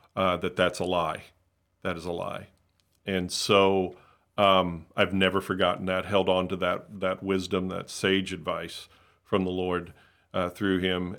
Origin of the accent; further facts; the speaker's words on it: Hollywood, Florida, United States; I grew up in South Florida in the Miami, Fort Lauderdale area, Hollywood specifically